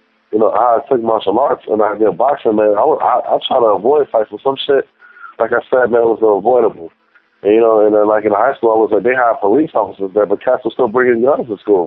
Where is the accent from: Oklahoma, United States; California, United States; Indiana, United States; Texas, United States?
Indiana, United States; Gary; I was born in Gary, Indiana, which is in the Midwest